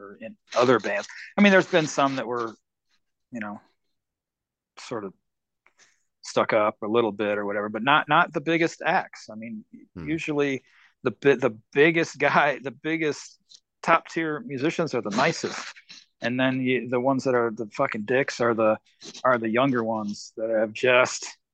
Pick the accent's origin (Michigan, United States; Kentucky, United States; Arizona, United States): Michigan, United States; I grew up in Michigan, so my first probably, I don't know, 10, 12 years was up in the St. Joe area clubs